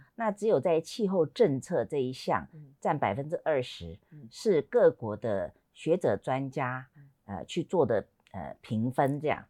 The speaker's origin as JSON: {"language": "Chinese", "country": "Taiwan", "said": "我们台湾"}